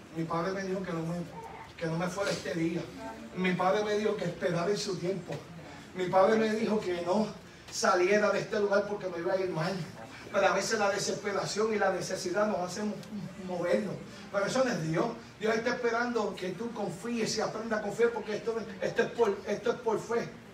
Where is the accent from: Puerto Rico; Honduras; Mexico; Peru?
Puerto Rico; now in Kissimmee, United States; yo soy boricua